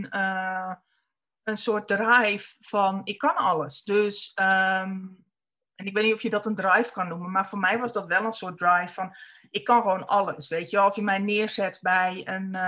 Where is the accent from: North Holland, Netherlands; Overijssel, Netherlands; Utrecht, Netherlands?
North Holland, Netherlands; born there; Dat weet ik niet. Dat is of op meer of Spanbroek.